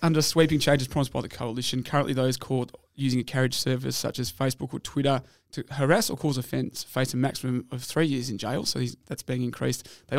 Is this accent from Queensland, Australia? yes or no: no; Brunswick, Victoria, Australia; Brunswick, my hometown